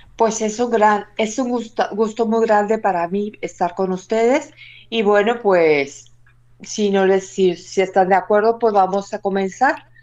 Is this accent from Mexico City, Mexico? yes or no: yes; Mexico City, Mexico; now in Córdoba, Spain; tengo la dicha y la gracia de haber nacido en el mismo lugar donde ella se apareció y dejó su imagen